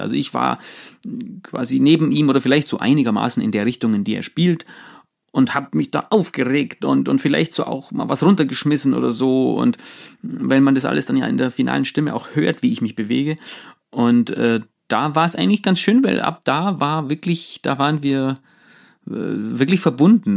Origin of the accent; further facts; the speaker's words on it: Allgäu, Bavaria, Germany; bei uns äh, im, im, Allgäu in diesem kleinen Dorf, wo ich aufgewachsen bin